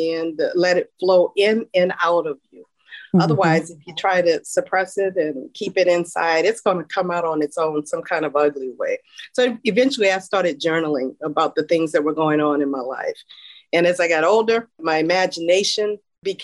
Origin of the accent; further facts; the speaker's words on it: New Orleans, Louisiana, United States; I grew up in New Orleans in an area called Pochetrain Park, and mother and daddy raised four of us.